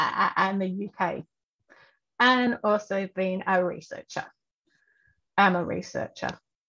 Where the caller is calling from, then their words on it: Victoria, Australia; I am coming from the Wurundjeri land, and I love that my desk gets to look out at the trees